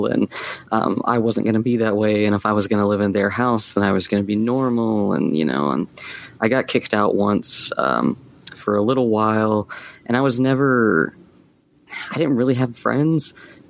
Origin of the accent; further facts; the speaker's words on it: Yorkville, Georgia, United States; also born or lived in Atlanta, Georgia; now in Savannah, United States; It's called Yorkville